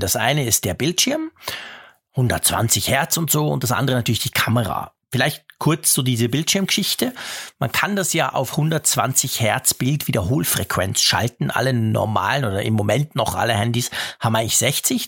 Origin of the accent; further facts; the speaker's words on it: Switzerland; ich als Schweizer